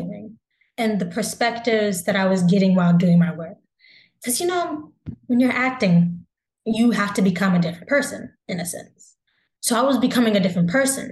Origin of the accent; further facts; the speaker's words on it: the South, United States; we're both from the South